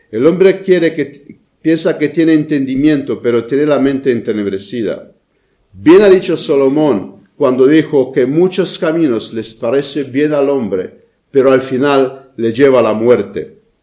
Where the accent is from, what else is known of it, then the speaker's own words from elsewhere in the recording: Romania; moved away; mi país de origen, a Rumanía